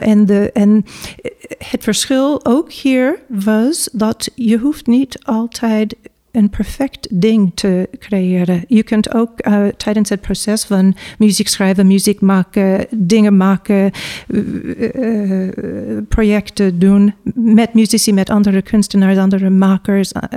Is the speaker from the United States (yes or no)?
yes; New York, United States; Dutch is a second language; moved away as an adult; now in Netherlands; ja, ik ben in Amerika geboren. Uh, ik kom uit New York. en ik studeerde ook in Amerika